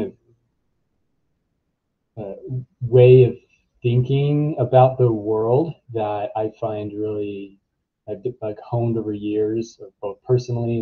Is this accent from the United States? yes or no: yes; New York City, New York, United States; also born or lived in Canada; So I'm a native of New York City. I grew up in Manhattan